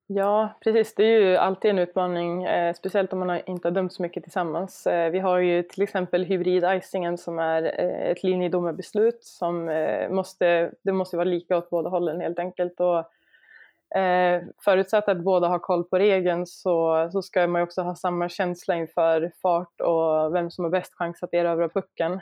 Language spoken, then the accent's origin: Swedish; Sweden; jag som svensk